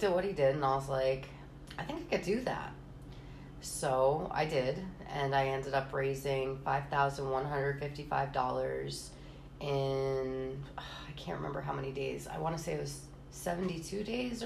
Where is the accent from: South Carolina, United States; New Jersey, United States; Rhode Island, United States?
Rhode Island, United States; East Greenwich; moved away as an adult; also born or lived in New York / Florida; I was born and raised in East Greenwich, Rhode Island